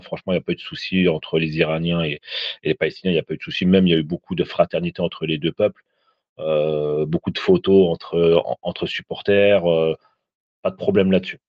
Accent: Tunisia; je suis tunisien

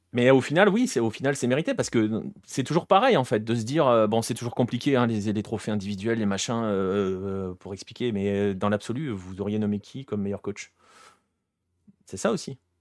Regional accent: France; en tant que Français

